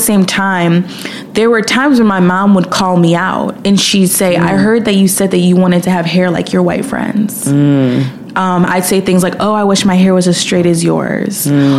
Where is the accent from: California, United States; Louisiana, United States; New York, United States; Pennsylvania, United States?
New York, United States; Williamsville; moved away as an adult; also born or lived in Brooklyn, New York; now in Los Angeles, United States; So I grew up in Buffalo, New York, but I specifically grew up in a suburb 10 minutes away from Buffalo called Williamsville. I lived up the street from my elementary school